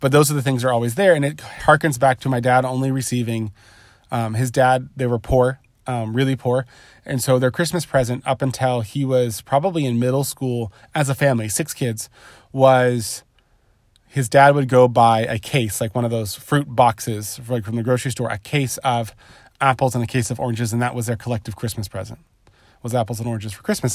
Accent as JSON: {"language": "English", "region": "Southern California", "country": "United States", "tie": "born or raised there", "said": "I grew up in Southern California. I live in Southern California currently"}